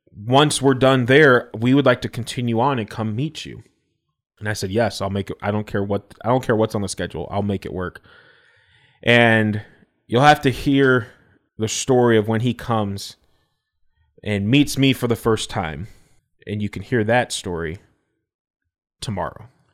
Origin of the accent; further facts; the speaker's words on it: Elgin, United States; our church that I grew up at in Elgin